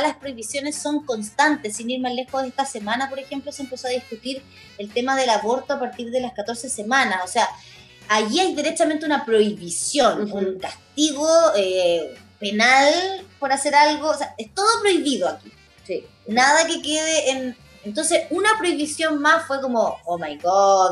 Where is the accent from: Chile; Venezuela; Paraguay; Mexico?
Chile; todas las injusticias sociales que nosotros ah, hemos encontrado en nuestro país